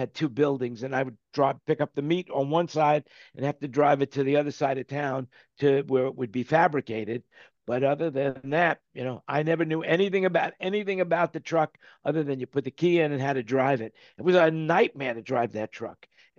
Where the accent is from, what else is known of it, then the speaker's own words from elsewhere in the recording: New York, United States; moved away as an adult; now in California, United States; I'm a New Yorker too. Yeah. I was born and raised in New York, but then I moved out to California.